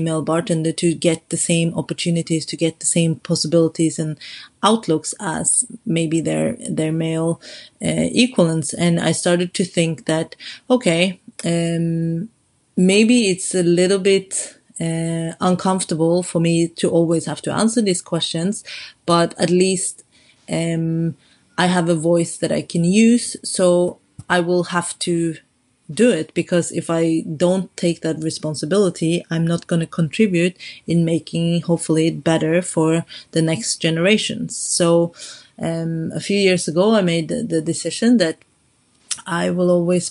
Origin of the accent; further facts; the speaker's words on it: Oslo, Norway; moved away as an adult; now in London, United Kingdom; I grew up in Norway